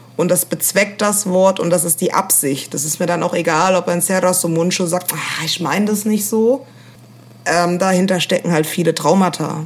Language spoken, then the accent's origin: German; Koblenz, Rhineland-Palatinate, Germany; now in Berlin, Germany; ich bin äh, in Rheinland-Pfalz aufgewachsen